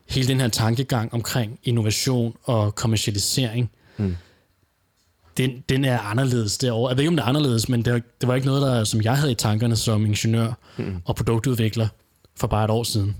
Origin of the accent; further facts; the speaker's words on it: Denmark; hjemme i Danmark